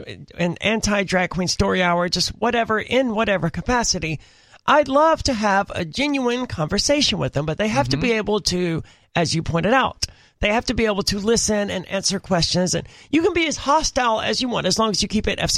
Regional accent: Mississippi, United States; I'm from Mississippi

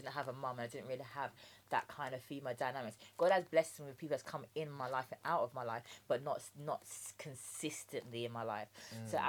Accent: Jamaica; Rice and peas, I'm Jamaican.

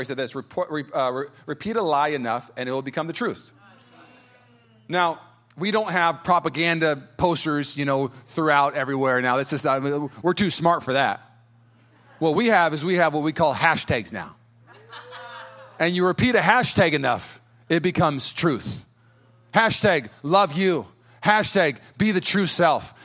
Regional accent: United States; I'm American, but I'm a Christian first

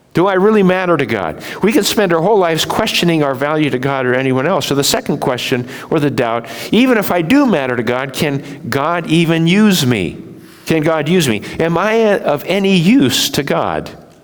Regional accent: Japan; When I was raised in Japan, we saw the prejudice of Japanese against Koreans.

